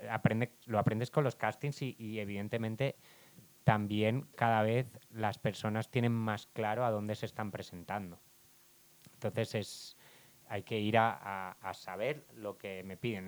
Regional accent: Barcelona, Catalonia, Spain; soy de Barcelona

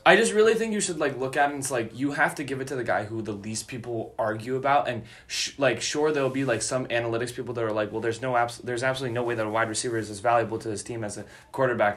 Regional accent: Chicago, Illinois, United States; I'm from Chicago

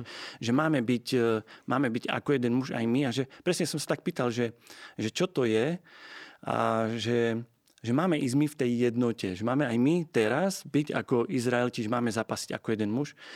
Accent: Slovakia; also born or lived in England; na Vianoce alebo na dovolenku domov, tak stále som sa vrácal ako do nefunkčnej krajiny na Slovensku

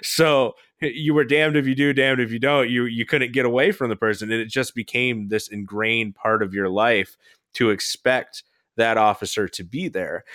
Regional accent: Florida, United States; moved away; I'm from Florida. We still own a house there.

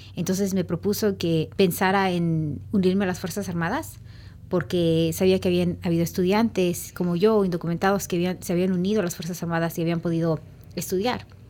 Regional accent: Oaxaca, Mexico; moved away; also born or lived in Los Angeles, United States; aquí en Oaxaca

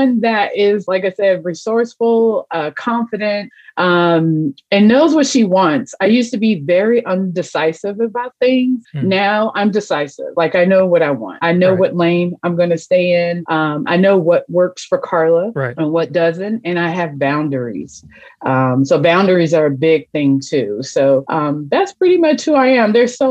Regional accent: Los Angeles, California, United States; moved away as an adult; now in Midwest, United States; I'm a transplant from Los Angeles, California. I'm here in the Midwest now. I've been here for about 20 plus years

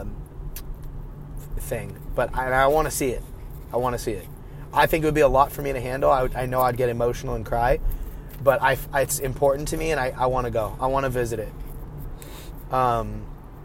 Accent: Bay Area, California, United States; I'm from the Bay Area.

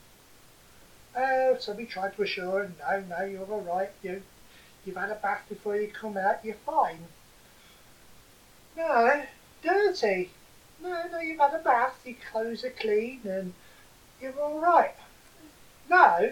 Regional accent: Boston, East Midlands, United Kingdom; We come from Boston

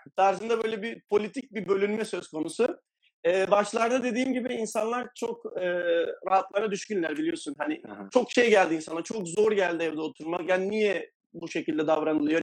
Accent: Adana, Turkey; moved away as an adult; now in Valencia, Spain; 31 yaşındayım, Adanalıyım.

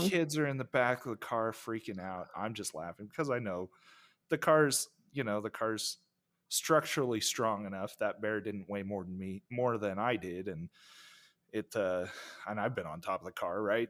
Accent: United States; being American

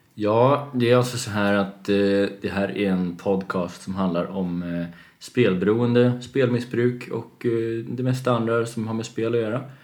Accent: Gotland, Sweden; jag är själv uppväxt på Gotland delvis

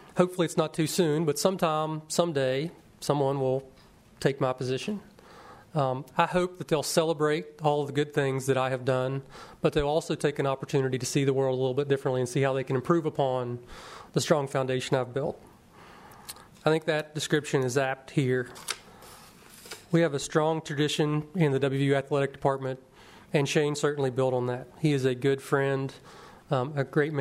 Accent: Webster Springs, West Virginia, United States; I'm a native West Virginian, born and bred in Webster Springs, West Virginia.

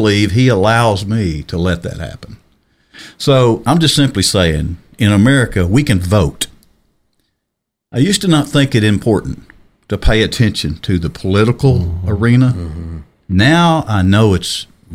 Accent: Arkansas, United States; I was born and raised in Arkansas

